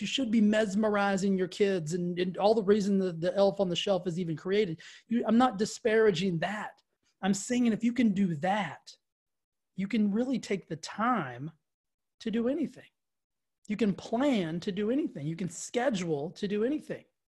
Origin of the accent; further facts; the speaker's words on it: the South, United States; I grew up in the South